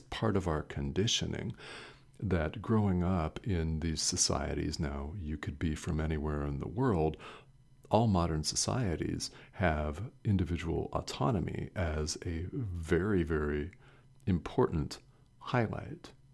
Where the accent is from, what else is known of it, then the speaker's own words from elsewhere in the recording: United States; I'm a man that was born and raised in the United States.